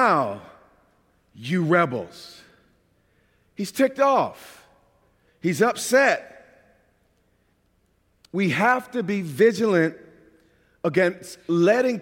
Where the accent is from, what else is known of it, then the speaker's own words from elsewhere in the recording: New York, United States; accent: New York; moved away as an adult; I've been out of New York for over 20 years. Get me mad enough, though, all of a sudden my New York accent is right back.